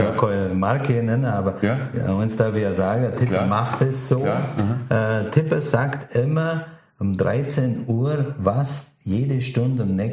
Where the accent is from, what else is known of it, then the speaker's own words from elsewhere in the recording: Bavaria, Germany; die auf dem Land sind, im Allgäu, wir sind sowieso geizig